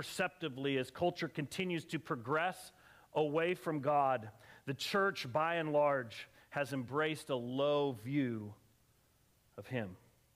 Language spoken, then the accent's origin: English; Colorado, United States; I grew up in Colorado, and I used to spend my summers hiking way back in the mountains with my friends in high school.